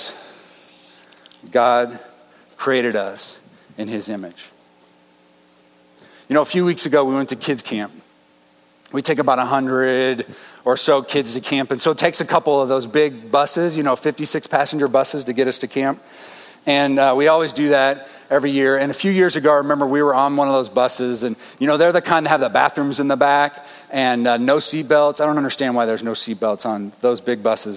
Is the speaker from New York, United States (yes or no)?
no; Denver, Colorado, United States; I grew up in Denver